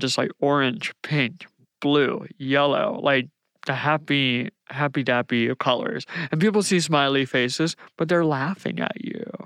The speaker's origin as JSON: {"language": "English", "area": "Outer Banks", "region": "North Carolina", "country": "United States", "tie": "born or raised there", "moved": "as an adult", "lives_now": "Atlanta, United States", "said": "I grew up in the Outer Banks of North Carolina"}